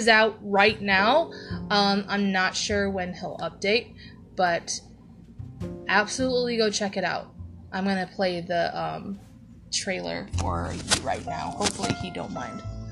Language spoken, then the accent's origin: English; Ohio, United States; in my hometown in Ohio